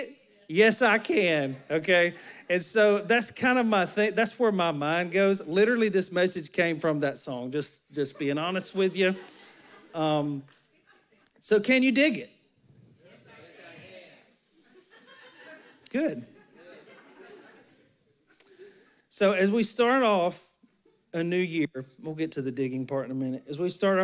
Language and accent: English; Alabama, United States; moved away; I'm from Alabama.